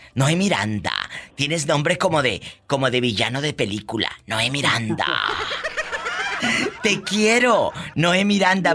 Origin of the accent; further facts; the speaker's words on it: Matamoros, Tamaulipas, Mexico; yo soy de Matamoros, Tamaulipas, es mi tierra natal